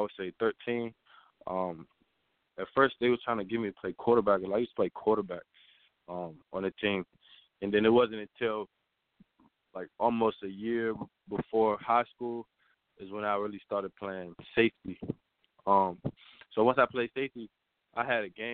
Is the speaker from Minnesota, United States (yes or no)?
no; Washington, District of Columbia, United States; I'm from Washington, D.C., so everyone in my family is a Redskins fan